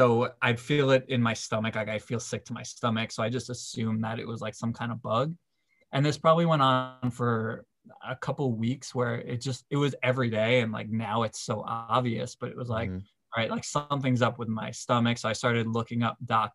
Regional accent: New York, United States; moved away as an adult; also born or lived in Delaware; I'm from New York

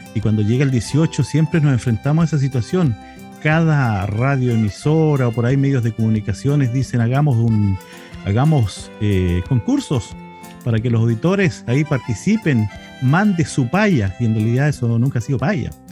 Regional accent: Chile; nosotros como identidad chilena

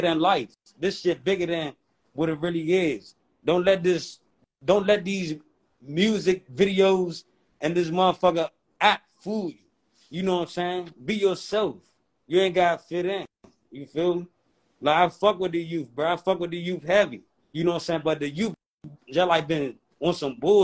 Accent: Washington, District of Columbia, United States; moved away as an adult; now in Maryland, United States; I'm from D.C. I'm from Northeast.

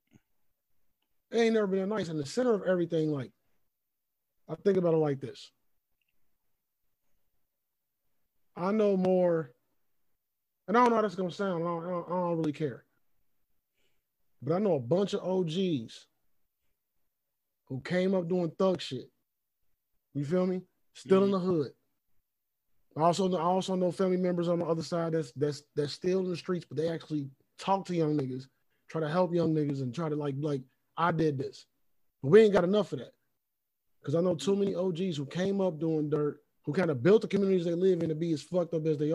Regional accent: Cincinnati, Ohio, United States; I grew up in Cincinnati and wasn't even all the way in it

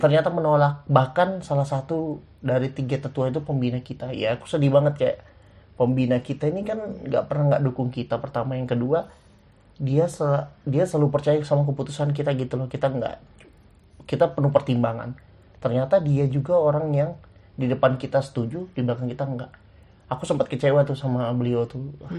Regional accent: Muara Badak, East Kalimantan, Indonesia; aku dari Muara Badak

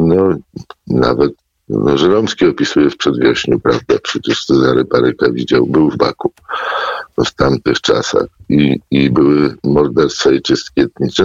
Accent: Poland; jako Ormianin, jako Polak

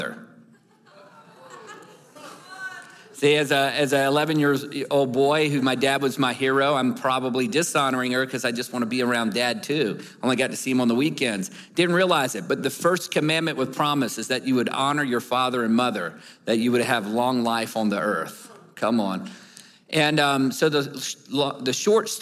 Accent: Newport News, Virginia, United States; moved away; I'm from Newport News, Virginia

